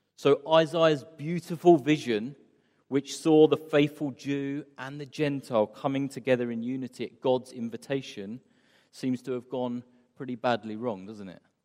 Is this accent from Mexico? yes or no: no; England, United Kingdom; moved away as an adult; now in Istanbul, Turkey; as English people